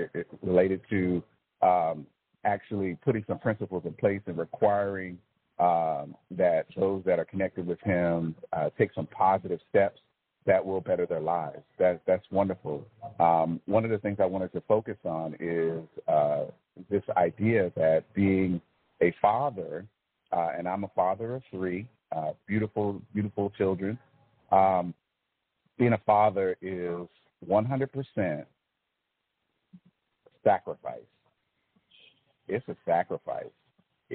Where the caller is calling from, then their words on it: Fayetteville, Georgia, United States; I am calling from Fayetteville, Georgia.